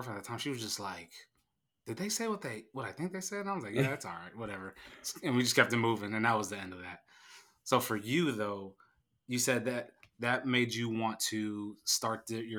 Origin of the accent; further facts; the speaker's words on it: California, United States; I'm from California and I grew up in that Hispanic culture.